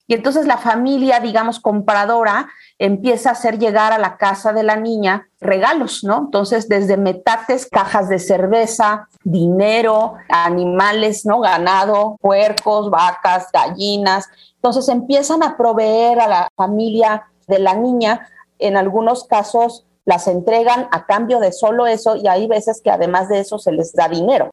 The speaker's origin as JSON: {"language": "Spanish", "town": "Taxco de Alarcón", "region": "Guerrero", "country": "Mexico", "tie": "born or raised there", "also_born_or_lived": "Chilpancingo", "said": "Yo soy originaria de Tasco de Alarcón, pero curiosamente he vivido pues más de 20 años en Chilpancingo"}